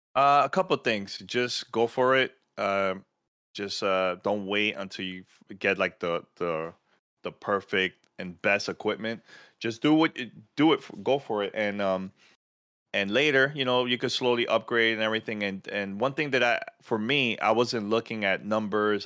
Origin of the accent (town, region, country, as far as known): New York City, New York, United States; born or raised there